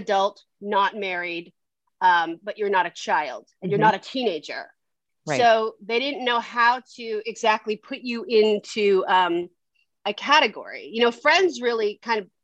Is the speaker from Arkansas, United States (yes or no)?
no; San Francisco, California, United States; now in Los Angeles, United States; I grew up in San Francisco and I kind of grew up in LA too